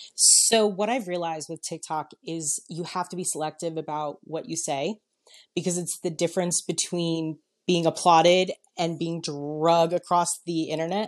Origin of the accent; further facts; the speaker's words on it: New York, United States; moved away; I'm originally from New York